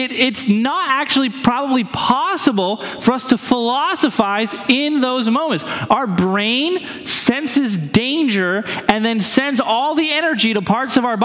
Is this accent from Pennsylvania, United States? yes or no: no; New Hampshire, United States; moved away; I grew up in New Hampshire, and our mascot of my high school was a wolf